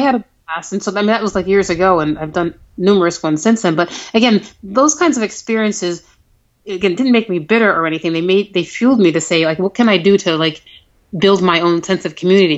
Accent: Buffalo, New York, United States; I met a lot of people who I'd only met online um, from my hometown who did that race

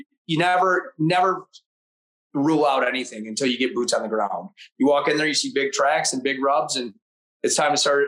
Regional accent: Michigan, United States; in my home state

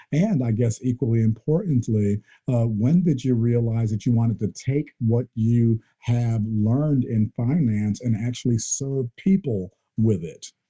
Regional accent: Muncie, Indiana, United States; Yes, I grew up in Muncie, Indiana. I was born

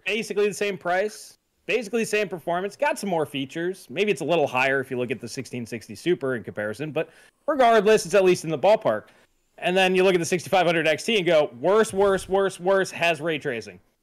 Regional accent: United States; I'm an American

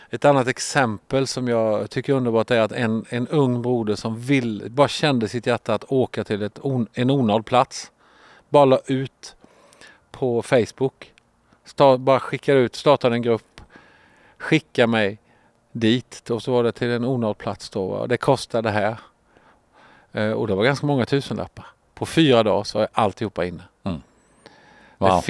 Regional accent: Sweden; jag är smålänning.

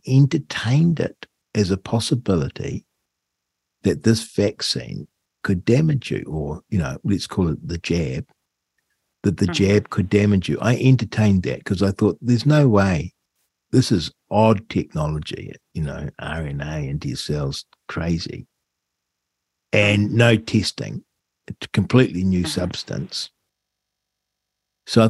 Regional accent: New Zealand; as a New Zealander

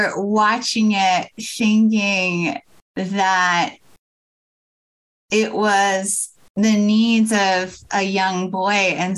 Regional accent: Pennsylvania, United States; moved away; I'm originally from Pennsylvania, other side of the state

